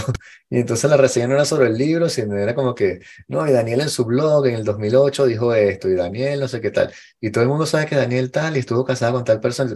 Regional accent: Venezuela; yo soy venezolano y blanco y hombre

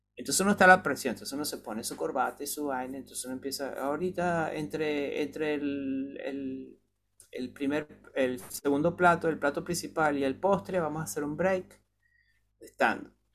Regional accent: Venezuela; moved away as an adult; cuando yo me fui de Venezuela

